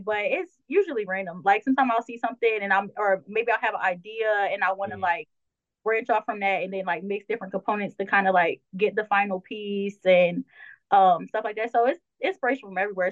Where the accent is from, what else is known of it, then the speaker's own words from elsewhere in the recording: Delaware, United States; I'm from Delaware, so mine was Power 99